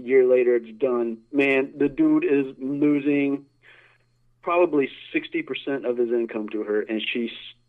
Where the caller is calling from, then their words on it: Sarasota, Florida, United States; Hey, Mike. It's … from Sarasota.